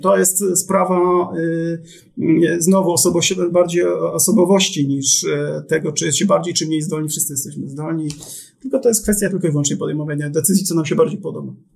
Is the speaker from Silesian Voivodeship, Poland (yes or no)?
yes; Silesian Voivodeship, Poland; jestem z Brudnego Śląska.